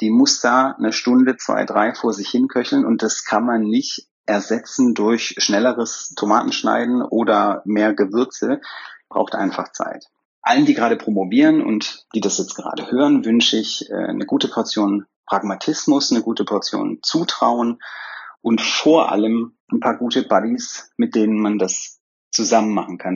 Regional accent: Swabia, Germany; wie man bei mir in, im Schwabenland sagt, wo ich herkomme

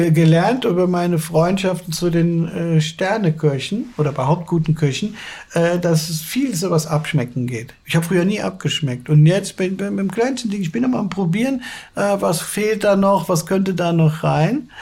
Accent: Cologne, North Rhine-Westphalia, Germany; dann ist man auch mal gerne mal als Kölner für eine kurze Zeit Tourist

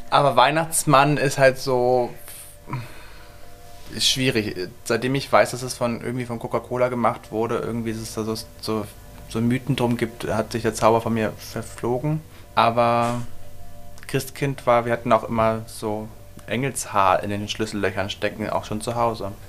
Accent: Hanover, Lower Saxony, Germany; now in Nuremberg, Germany; wir kommen ja aus Hannover

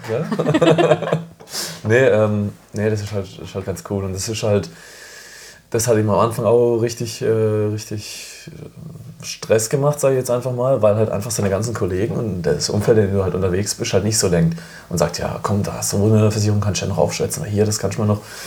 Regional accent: Freiburg, Baden-Württemberg, Germany; ich komme ja aus Freiburg, ähm, bin geboren in Freiburg

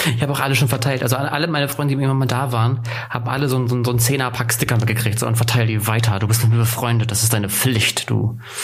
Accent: Northern Germany, Germany; now in Ansbach, Germany; da oute ich mich ja sofort als Norddeutscher

